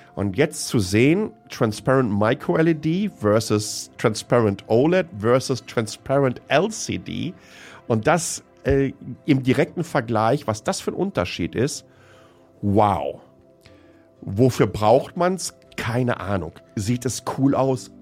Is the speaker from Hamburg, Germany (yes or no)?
no; Hamm, North Rhine-Westphalia, Germany; ich komme ja aus dem Ruhrgebiet